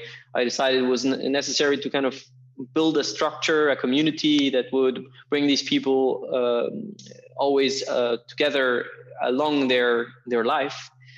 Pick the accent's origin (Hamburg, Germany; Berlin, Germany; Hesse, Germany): Berlin, Germany; English is a second language; And then from 10 to 18, I grew up in Berlin.